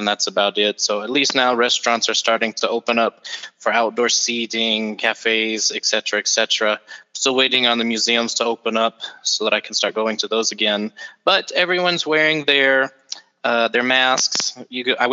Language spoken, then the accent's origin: English; Tennessee, United States; moved away as an adult; now in Mexico; I'm from Tennessee.